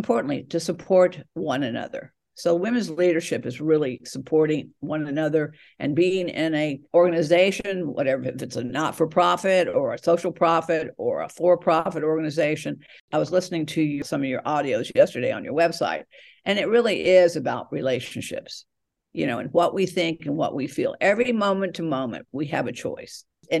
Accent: Atlanta, Georgia, United States; now in California, United States; I was born in Atlanta, Georgia, but now I'm out on the West Coast, California

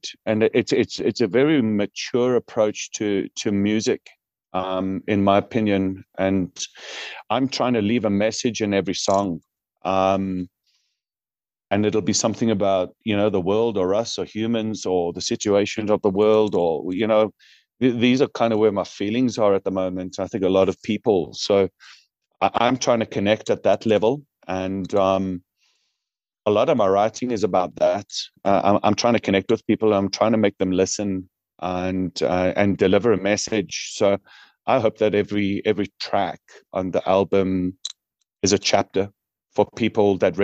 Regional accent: Newcastle upon Tyne, North East England, United Kingdom; now in South Africa; I'm originally from Newcastle upon Tyne

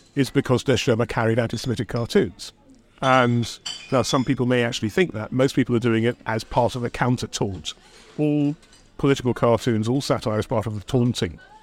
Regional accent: London, United Kingdom; I'm a Londoner born and bred.

